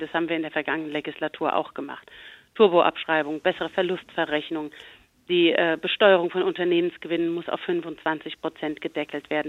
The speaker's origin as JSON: {"language": "German", "region": "Rhineland-Palatinate", "country": "Germany", "said": "Bei uns in Rheinland-Pfalz"}